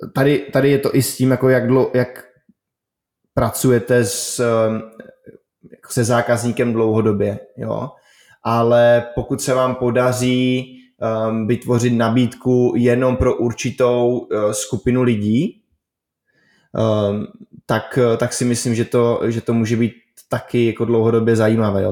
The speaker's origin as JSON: {"language": "Czech", "country": "Czechia", "said": "my jako Češi jsme poměrně zíčkaný národ"}